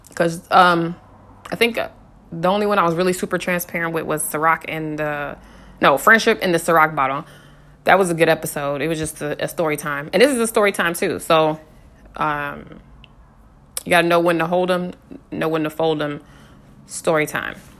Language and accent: English; West Coast, United States; also born or lived in Colorado; I'm from the West Coast